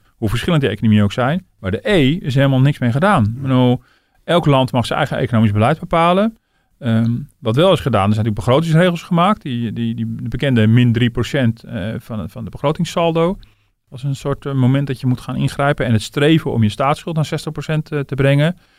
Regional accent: Netherlands

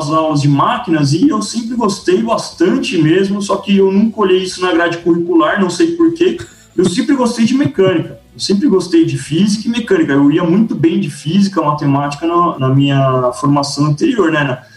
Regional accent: São Paulo, Brazil; Eu sou um cara que nasci em São Paulo, cresci em São Paulo não tive contato quase nenhum com fazenda, com agro, com nada.

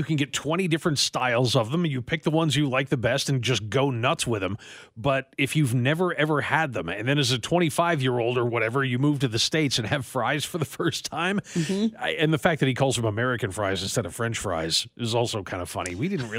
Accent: Nigeria; But the way this is worded, as a Nigerian, one would expect my favorite food to be, I don't know, rice or swallow or whatever.

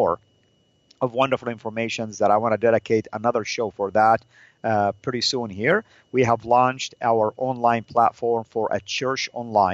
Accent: Saudi Arabia; moved away; my traditional dress, the Saudi dress

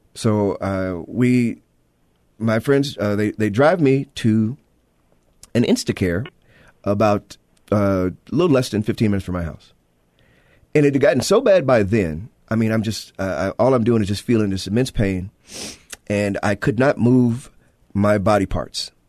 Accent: Chicago, Illinois, United States; I am from Chicago

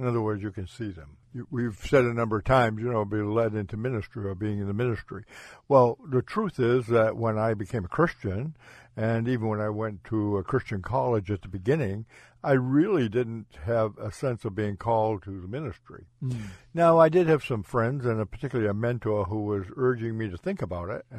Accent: Ipswich, Massachusetts, United States; moved away; I'm from Ipswich originally, and that was the plantation at Agawam

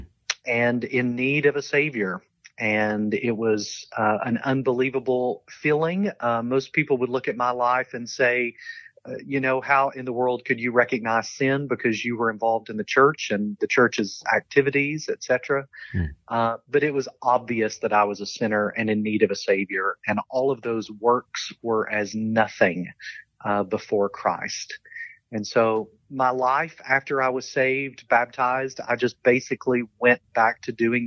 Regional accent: London, Kentucky, United States; accent: Southern; moved away as an adult; also born or lived in Wales; I grew up in a small town called London

